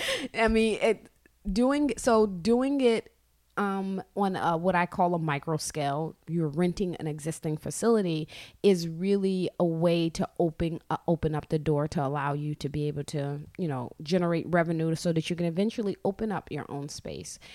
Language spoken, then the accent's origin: English; New York City, New York, United States; I grew up in Brooklyn.